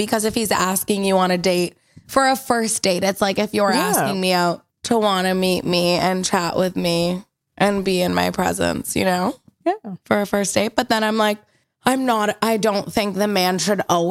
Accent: United States; I have a twin brother. I'm American.

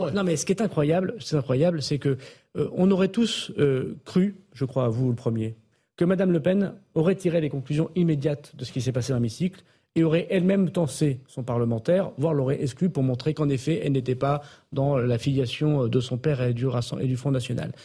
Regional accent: the Nord, Hauts-de-France, France; comme on dit chez moi dans le Nord

